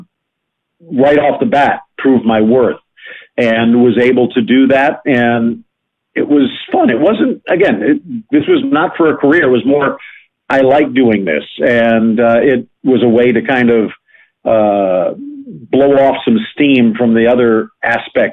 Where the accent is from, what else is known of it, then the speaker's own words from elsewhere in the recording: South Florida, United States; I grew up living up in South Florida, not far from where I live right now